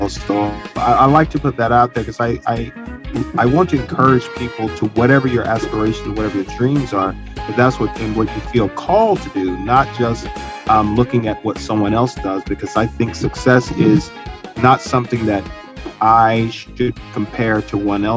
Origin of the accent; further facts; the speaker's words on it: Georgia, United States; Growing up in Georgia, small town